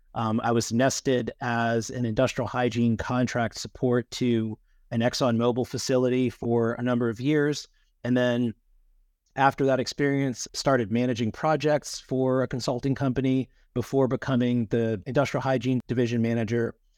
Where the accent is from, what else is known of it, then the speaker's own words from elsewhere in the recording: Louisiana, United States; also born or lived in Miami; my home state of Louisiana